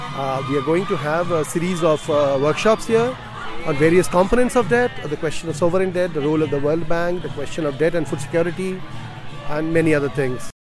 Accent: India; I'm from India

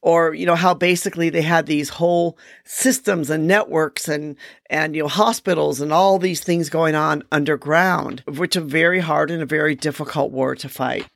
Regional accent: United States; moved away; also born or lived in Vietnam; me being American for all the years I have lived and worked in Vietnam

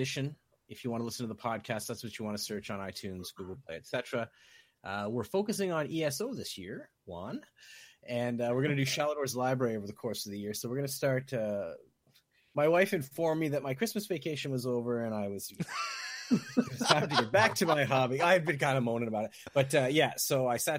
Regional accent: Canada; I'm the Canadian.

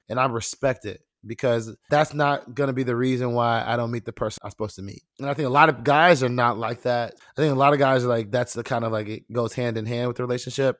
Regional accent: Nigeria; Me being Nigerian

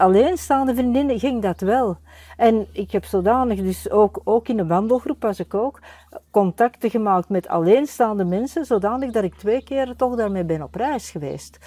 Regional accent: Antwerp, Flanders, Belgium; ik ben zelf van Borgerhout.

